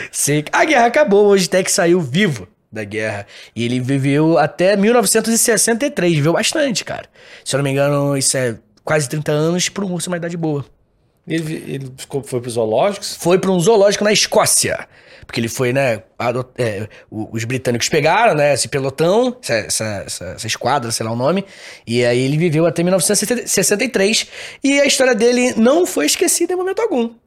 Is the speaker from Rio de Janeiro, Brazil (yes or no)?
no; Rio Grande do Sul, Brazil; sou gaúcho, né?